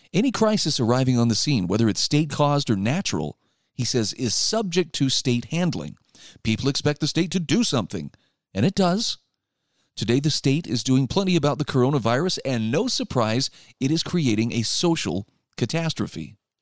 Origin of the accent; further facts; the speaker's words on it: Utah, United States; my home state of Utah